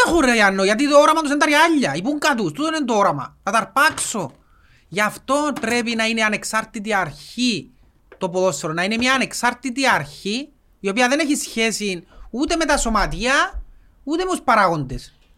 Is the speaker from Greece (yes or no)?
no; Cyprus; Εμείς οι Κυπρέοι